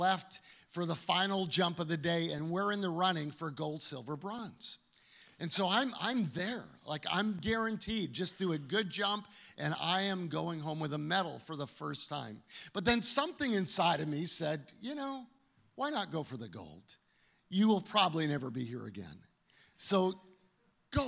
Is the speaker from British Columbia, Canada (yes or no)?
no; Calgary, Alberta, Canada; now in United States; growing up in Canada, I was in Calgary